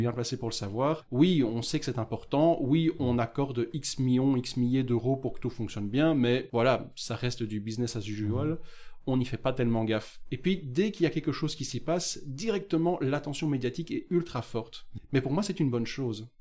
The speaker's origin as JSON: {"language": "French", "town": "Beauvechain", "region": "Wallonia", "country": "Belgium", "tie": "born or raised there", "said": "Je suis effectivement originaire de la même commune que toi, Beauvechain, dans l'est du Brabant Wallon"}